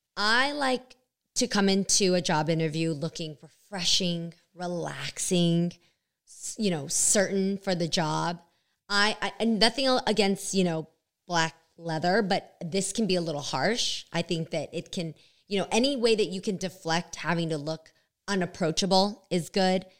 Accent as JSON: {"language": "English", "area": "Bay Area", "region": "California", "country": "United States", "said": "we're from the Bay"}